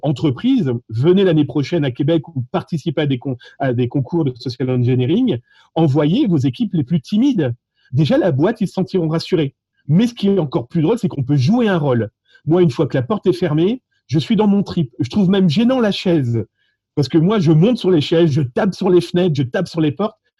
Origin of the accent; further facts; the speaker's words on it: France; accent: French (France); mon accent français